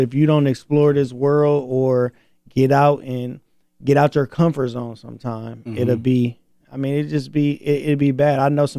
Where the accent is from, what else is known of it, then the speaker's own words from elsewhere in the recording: Flint, Michigan, United States; I'm from Flint. You know, I'm from Michigan.